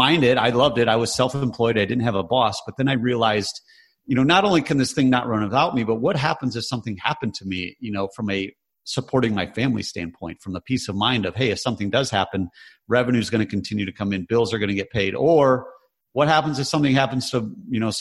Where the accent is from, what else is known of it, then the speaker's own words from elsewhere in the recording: Michigan, United States; we grew up in Michigan, which was very blue collar